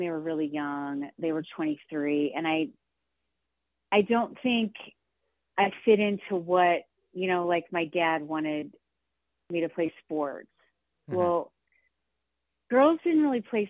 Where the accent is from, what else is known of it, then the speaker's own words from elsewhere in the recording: St. Louis, Missouri, United States; I grew up in St. Louis, Missouri, just outside in a suburb.